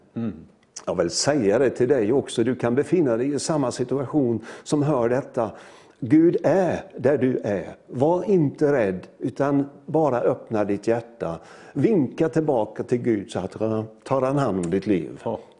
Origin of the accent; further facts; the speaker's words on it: Möcklehult, Jönköping County, Sweden; jag är ju född i en liten by nere i Småland som heter Möcklehult